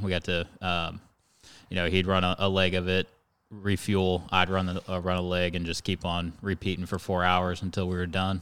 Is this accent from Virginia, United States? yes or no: no; Stuart, Florida, United States; born and raised in Stuart. So, um, you know, grew up in the fisherman's paradise